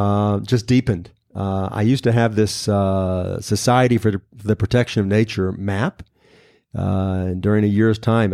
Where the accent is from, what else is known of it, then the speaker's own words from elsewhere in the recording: Memphis, Tennessee, United States; moved away as an adult; also born or lived in Michigan; now in Israel; He and I came alone from Memphis